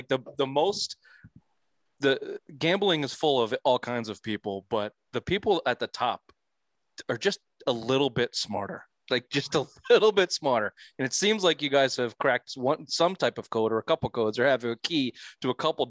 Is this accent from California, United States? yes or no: no; Boston, Massachusetts, United States; We're Boston guys, man.